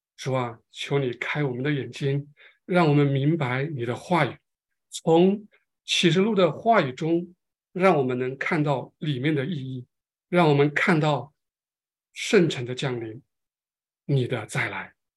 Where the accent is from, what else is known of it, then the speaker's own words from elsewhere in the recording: China; 我们中国人是最有感情的